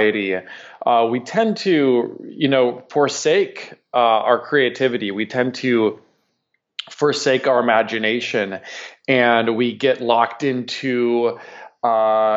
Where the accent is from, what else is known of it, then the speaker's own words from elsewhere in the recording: Minnesota, United States; I'm from the Midwest, from Minnesota